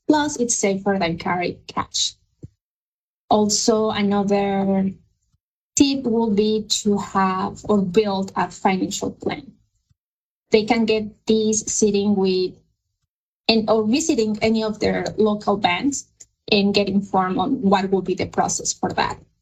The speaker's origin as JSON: {"language": "English", "country": "Mexico", "second_language": "English", "moved": "as an adult", "lives_now": "United States"}